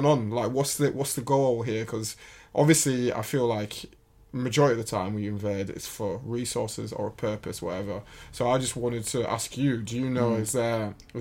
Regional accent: United Kingdom; I am British

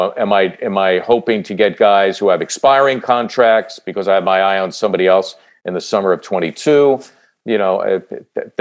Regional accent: Philadelphia, Pennsylvania, United States; as a kid growing up in Northeast Philly

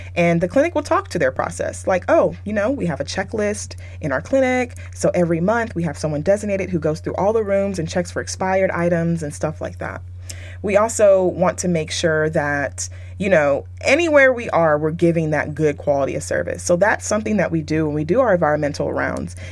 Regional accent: Texas, United States; moved away as an adult; now in California, United States; I currently live in Cali, but I was raised and my my career started in Texas

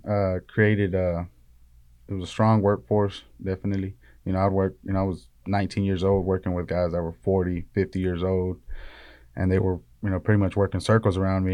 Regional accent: Río Bravo, Tamaulipas, Mexico; now in Metter, United States; we're from Tamaulipas, from, uh, Río Bravo

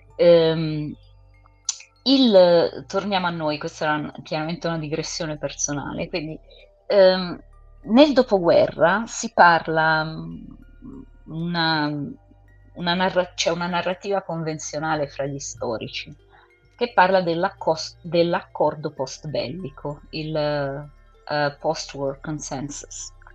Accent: England, United Kingdom; io sono inglese

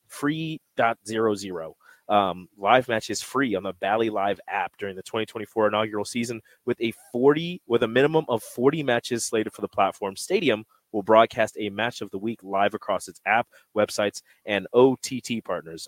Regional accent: Omaha, Nebraska, United States; moved away; I got family in Omaha. I grew up in Omaha. 18 years of my life I spent here

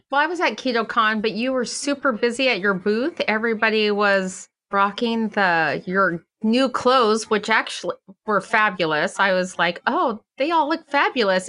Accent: Silver City, New Mexico, United States; my hometown of Silver City, New Mexico

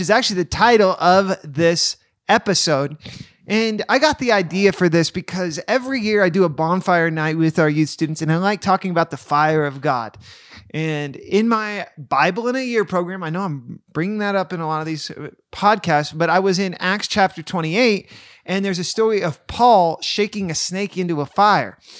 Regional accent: Roaring Fork Valley, Colorado, United States; now in Newcastle, United States; I grew up in the Rolling Fork Valley, and then when I moved, when I was twenty

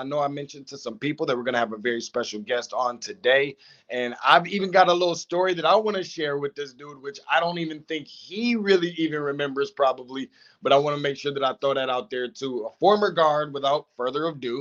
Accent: Lansing, Michigan, United States; I'm originally from Lansing.

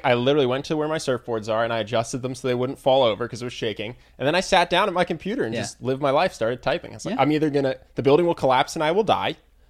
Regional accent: Philadelphia, Pennsylvania, United States; I have no idea, because I'm from Philadelphia.

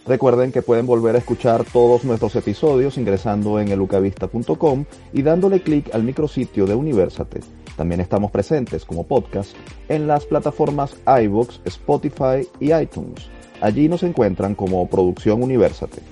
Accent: Venezuela; agradecemos como venezolanos el aporte

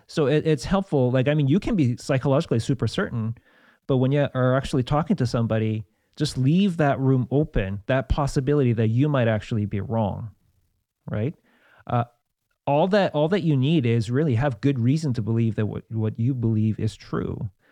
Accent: South Korea; moved away; I grew up in South Korea with lots of Buddhism

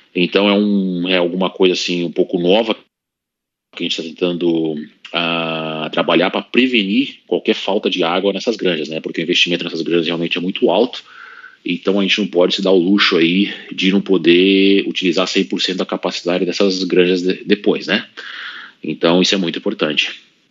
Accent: Brazil; moved away as an adult; also born or lived in Russia; quando eu saí do Brasil

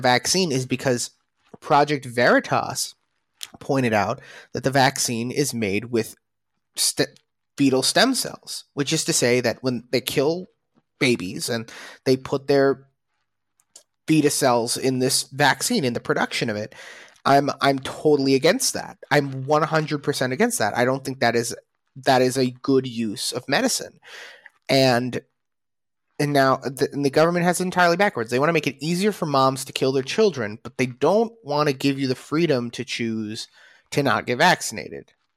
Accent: United States; now in Israel; as an American

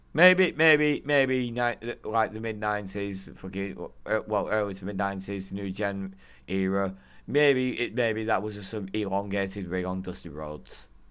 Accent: United Kingdom; I'm British

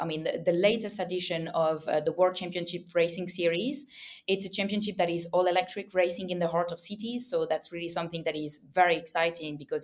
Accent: France; accent: French; English is a second language; I come from a region in France, as you can hear my French accent

